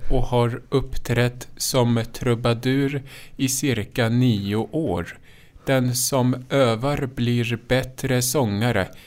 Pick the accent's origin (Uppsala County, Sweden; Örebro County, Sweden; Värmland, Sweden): Örebro County, Sweden; Lindesberg; Det första betalda framträdandet gjorde jag vid 19 års ålder. Det var i parken hemma i Lindesberg tillsammans med en kompis.